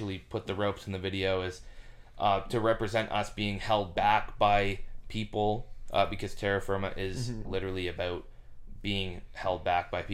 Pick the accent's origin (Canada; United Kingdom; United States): Canada; Oshawa, Ontario; I was born and raised in Oshawa